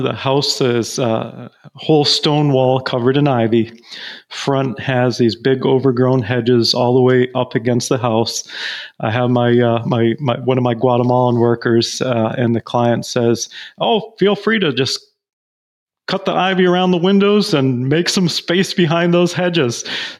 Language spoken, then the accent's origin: English; Belize; But, you know, growing up in Belize in a different culture was definitely unique.